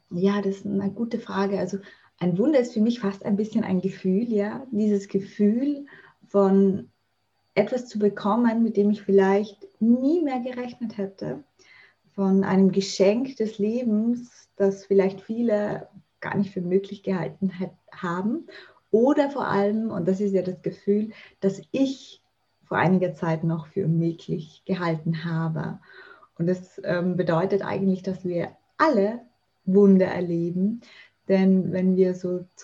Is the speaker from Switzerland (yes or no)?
no; Vienna, Austria; Ja, ich komme erstmal aus Österreich. Ich wohne und lebe in Wien. Ich bin 36 Jahre alt